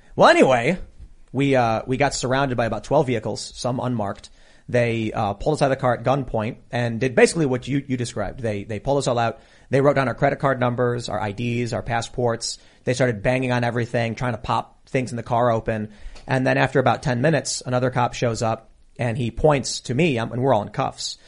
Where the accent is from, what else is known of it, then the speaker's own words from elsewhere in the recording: Chicago, Illinois, United States; in the south side of Chicago, in mixed race areas, in gang territory